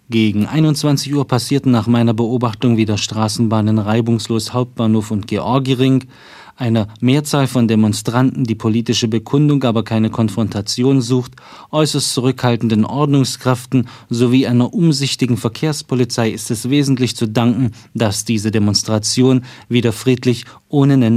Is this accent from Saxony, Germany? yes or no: yes; Dresden, Saxony, Germany; Ich bin aus Dresden, ja.